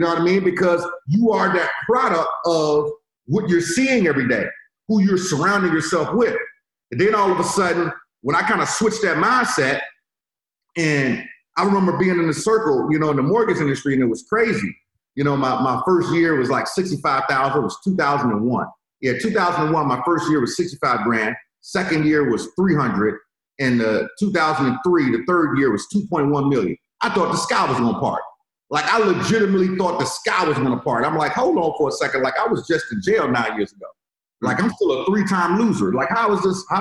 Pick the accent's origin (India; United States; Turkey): United States; Richmond; now in Florida, United States; I'm from Richmond. I live in Florida right now